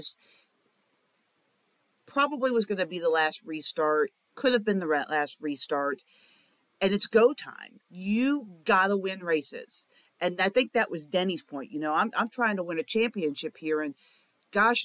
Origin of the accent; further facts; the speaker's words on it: Bristol, Tennessee, United States; I'm from Bristol